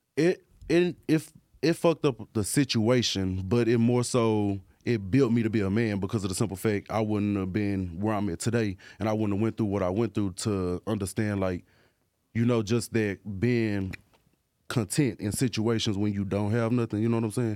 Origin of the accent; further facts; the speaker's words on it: Dallas, Texas, United States; I'm from Dallas, you know, Dallas, Texas